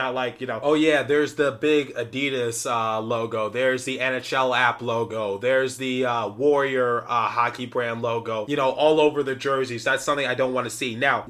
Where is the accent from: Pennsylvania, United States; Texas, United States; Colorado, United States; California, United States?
Pennsylvania, United States; Philadelphia; I'm from Philadelphia